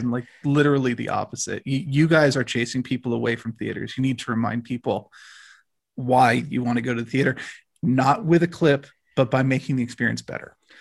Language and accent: English; United States